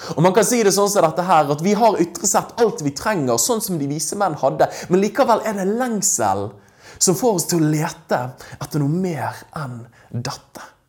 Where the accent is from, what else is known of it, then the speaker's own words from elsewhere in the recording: Norway; her hjemme i Norge